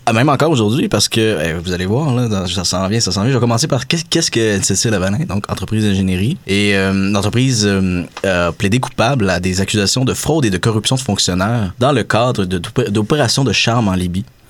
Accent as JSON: {"language": "French", "region": "Quebec", "country": "Canada", "said": "en tant que Québécois"}